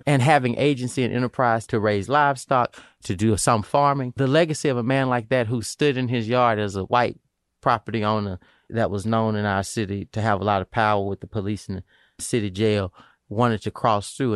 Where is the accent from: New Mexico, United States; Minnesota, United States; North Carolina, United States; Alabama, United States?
Alabama, United States; small city in; now in Pennsylvania, United States; my hometown, but the city where my grandfather grew up, my father grew up